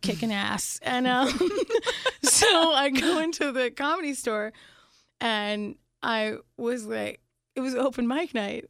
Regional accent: Phoenix, Arizona, United States; also born or lived in Pittsburgh, Pennsylvania / England; Then when I was young, I moved to Arizona, to Phoenix, Arizona

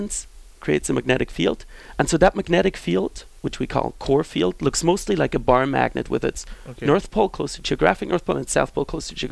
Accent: Switzerland; moved away as an adult; also born or lived in Basel; now in Fresno, United States; I was born in Switzerland, as you said correctly, in Europe

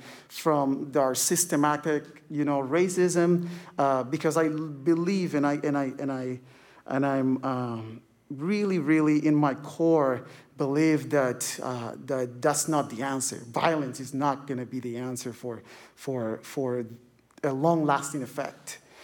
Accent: Cuba; I am considered, or I identify myself as an Afro-Latino. I'm from Cuba.

